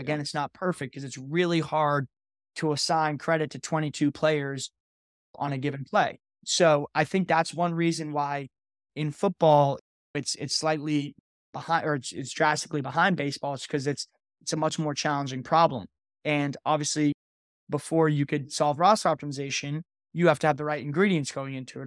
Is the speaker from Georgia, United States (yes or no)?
no; Connecticut, United States; I'm actually from Connecticut